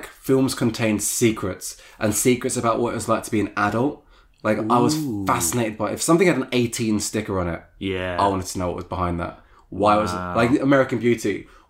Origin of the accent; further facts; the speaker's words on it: Luton, East of England, United Kingdom; I grew up in Luton, so like in this small town, which isn't like, you know, known that much for like, you know, artistry.